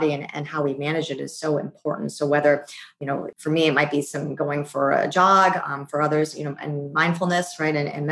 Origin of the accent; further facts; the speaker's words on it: Worcester, Massachusetts, United States; I was born in Worcester, Massachusetts, about an hour outside of Boston.